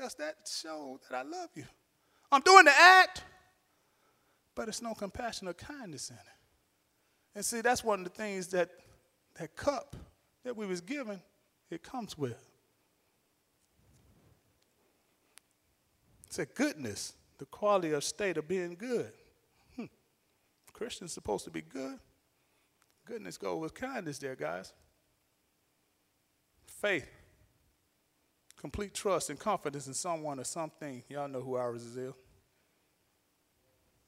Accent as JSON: {"language": "English", "region": "Alabama", "country": "United States", "said": "I'm from Alabama"}